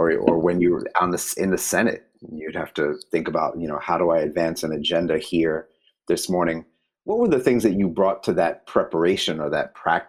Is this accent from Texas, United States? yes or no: no; New York City, New York, United States; we grew up in different boroughs, but we grew up in a New York City